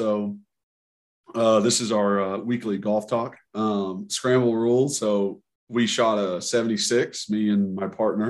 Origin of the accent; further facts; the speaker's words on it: Knoxville, Tennessee, United States; I just need to introduce myself because I grew up in Knoxville and I watched you play and I played and you're just a legend.